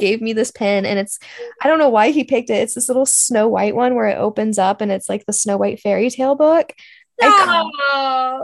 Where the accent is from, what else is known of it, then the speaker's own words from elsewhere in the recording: Kennewick, Washington, United States; moved away; I'm from Kennewick, Washington